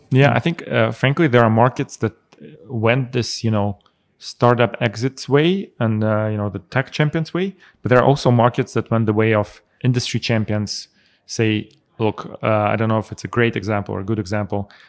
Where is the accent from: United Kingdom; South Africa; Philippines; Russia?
Russia; also born or lived in Armenia; now in Zurich, Switzerland; I was born in Armenia. I actually spent most of my life in Russia.